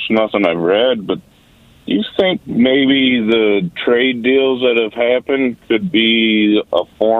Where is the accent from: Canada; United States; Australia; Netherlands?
United States; Buffalo, New York; now in Charlotte, United States; I'm from Buffalo, and now I live here in Charlotte